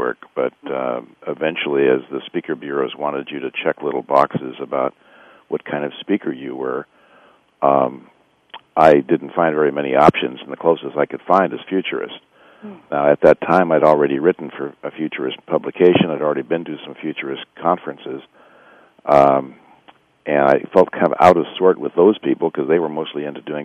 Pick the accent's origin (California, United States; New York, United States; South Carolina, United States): California, United States; Bay Area; I've been here all my life. I was born here in the Bay Area